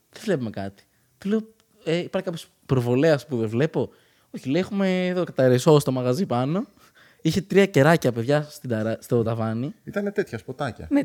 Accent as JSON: {"language": "Greek", "town": "Ioannina", "region": "Epirus", "country": "Greece", "said": "Είμαστε από Γιάννενα."}